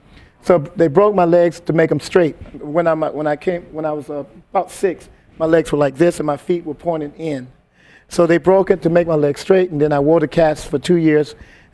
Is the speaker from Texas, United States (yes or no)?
no; Columbia, South Carolina, United States; also born or lived in Westbury, Long Island, New York; I thought I was born in Columbia, South Carolina, where I was raised, but she actually had me in a house with a midwife.